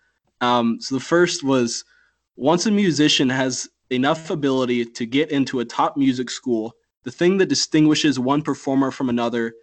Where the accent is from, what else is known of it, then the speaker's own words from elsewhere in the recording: Spartanburg, South Carolina, United States; I'm actually from Spartanburg